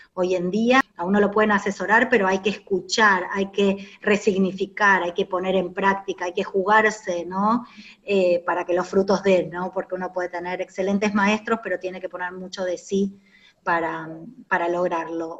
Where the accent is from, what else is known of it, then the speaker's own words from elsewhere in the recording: Argentina; now in Paraguay; todos estos años acá en Paraguay, porque yo originalmente soy de Argentina